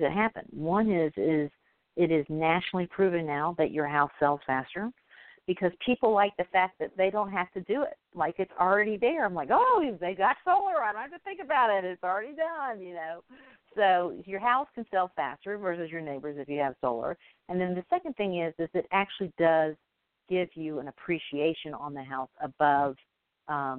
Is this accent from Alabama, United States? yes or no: yes; Alabama, United States; I'm from Alabama